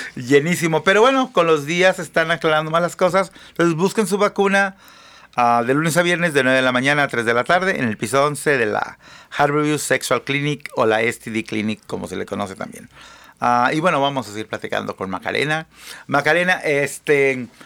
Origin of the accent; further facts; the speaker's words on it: Mexico; now in United States; Y yo soy una perra laica nacida en México